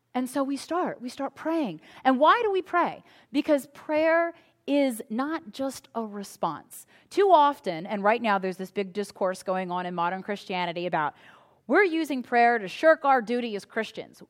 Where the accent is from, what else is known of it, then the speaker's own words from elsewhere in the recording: United States; us as American citizens